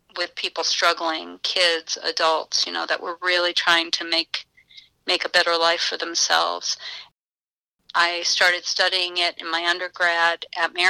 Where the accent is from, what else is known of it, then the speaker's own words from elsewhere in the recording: United States; moved away as an adult; also born or lived in Florida / Massachusetts / New Hampshire; now in Scranton, United States; I actually grew up in Massachusetts and New Hampshire until I came to college in Scranton, and then I've been here ever since